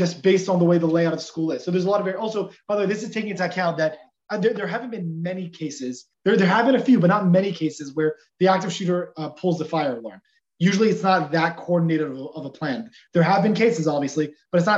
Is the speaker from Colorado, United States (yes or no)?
no; Los Angeles, California, United States; Growing up in Los Angeles, it's not always going to be the safest place